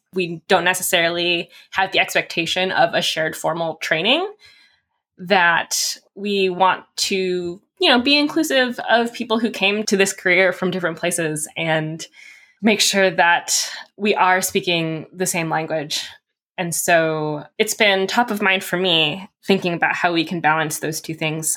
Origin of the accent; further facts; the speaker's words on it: California, United States; I'm also from California